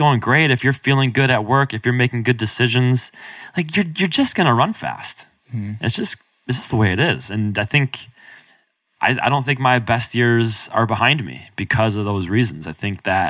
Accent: Binghamton, New York, United States; I grew up upstate New York, outside of Binghamton

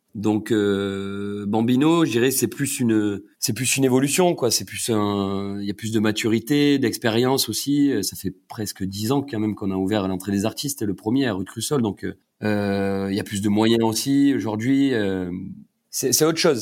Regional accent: Cassis, Provence-Alpes-Côte d'Azur, France; also born or lived in Marseille; now in Paris, France; j'ai grandi à Cassis

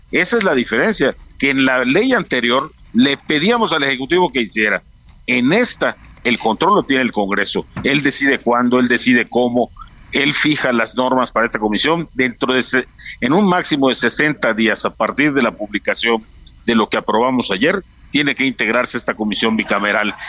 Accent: Yucatán, Mexico; Yo soy yucateco

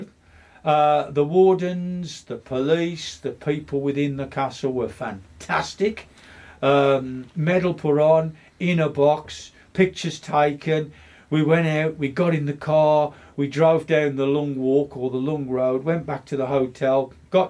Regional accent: West Bromwich, West Midlands, United Kingdom; I'm a local lad. I'm born and bred in West Brom

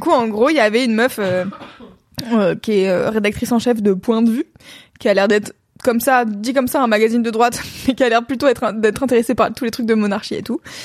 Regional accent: France; j'ai grandi en France dans les années, des années 90 jusqu'à aujourd'hui

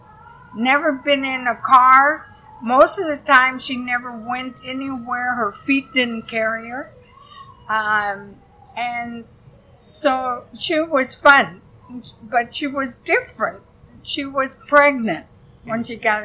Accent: Iowa, United States; moved away; I come from Iowa, so I'm not afraid of farmers. We had a lot of farmers in Iowa.

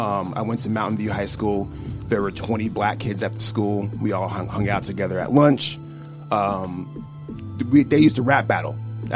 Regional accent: Colorado Springs, Colorado, United States; born there; also born or lived in Louisiana / Seattle / California; My father was stationed in Colorado Springs, is where I was born.

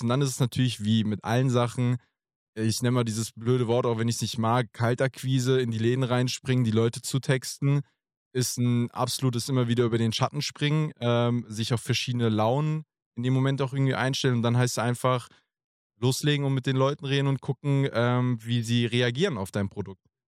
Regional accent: near Frankfurt, Hesse, Germany; ich komme gebürtig auch äh, aus der Nähe von Frankfurt.

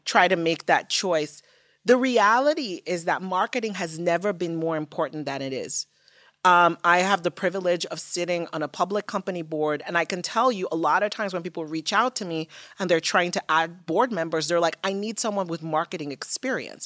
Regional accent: Nigeria; moved away; growing up in Nigeria

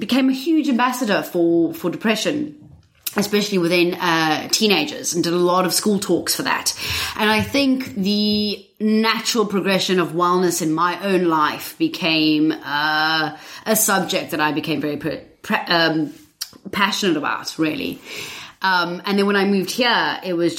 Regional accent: South Africa; moved away as an adult; now in England, United Kingdom; I'm originally from South Africa.

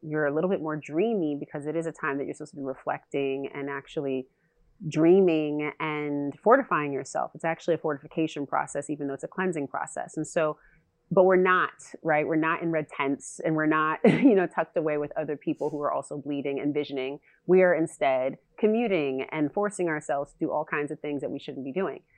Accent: California, United States; I'm from California

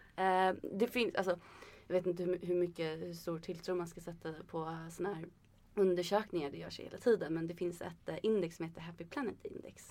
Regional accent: Sweden; som svensk

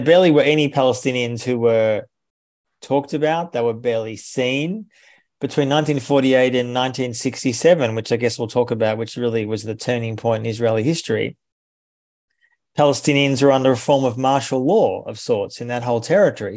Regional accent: Australia; I'm from Australia

